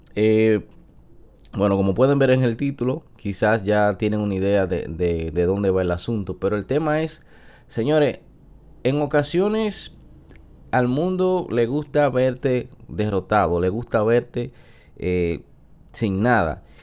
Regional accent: San Francisco de Macorís, Duarte, Dominican Republic; yo soy una persona que vengo de un campo de San Francisco de Macorís que trabajé

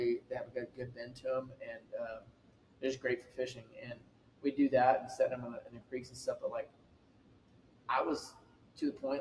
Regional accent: Hallettsville, Texas, United States; I grew up in Hallettsville, population 2,500.

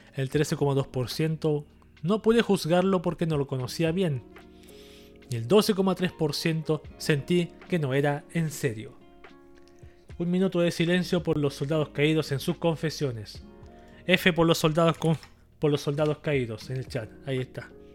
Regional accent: Chile

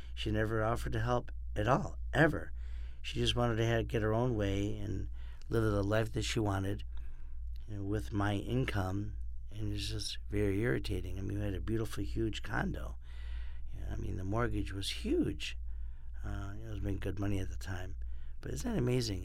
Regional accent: Rochester, New York, United States; also born or lived in Miami / Orlando; now in Los Angeles, United States; I'm from Rochester, New York, and lived in Miami and Orlando

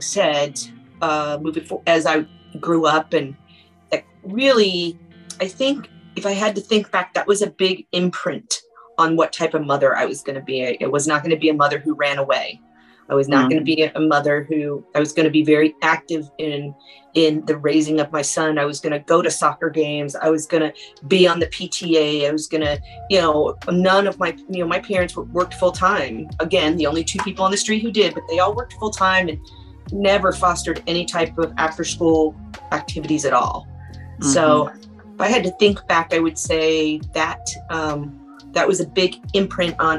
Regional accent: Indianapolis, Indiana, United States; I was born and raised in Indianapolis, Indiana

